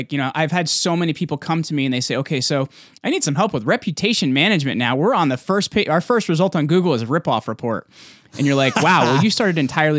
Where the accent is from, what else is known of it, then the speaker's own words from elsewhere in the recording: New Jersey, United States; I'm from Jersey, by the way, so I talk crazy fast.